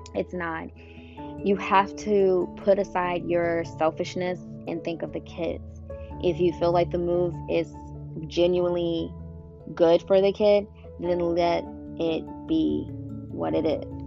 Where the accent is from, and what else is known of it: Illinois, United States; born or raised there; moved away as an adult; now in Georgia, United States